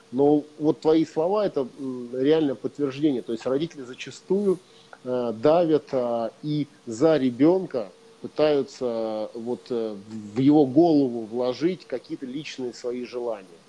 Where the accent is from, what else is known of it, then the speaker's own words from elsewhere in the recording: Prokopyevsk, Kemerovo Oblast, Russia; я вырос в Прокопьевске, в, шахтер, в шахтерском угу. регионе и в шахтерской семье